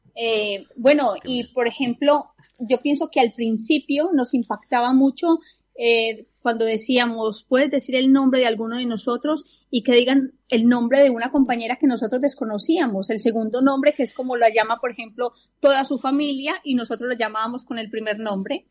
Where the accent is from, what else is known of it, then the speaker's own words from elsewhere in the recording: Colombia; yo soy colombiana